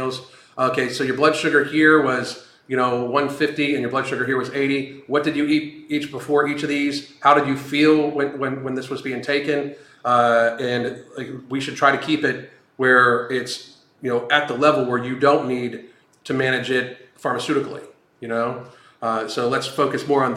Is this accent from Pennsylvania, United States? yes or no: yes; Pittsburgh, Pennsylvania, United States; I grew up in Pittsburgh, so the Pittsburgh Steelers were, like, literally ingrained into you.